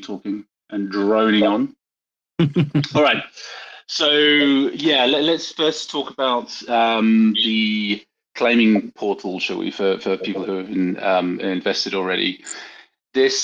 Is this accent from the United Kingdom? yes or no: yes; United Kingdom; being a Brit and a German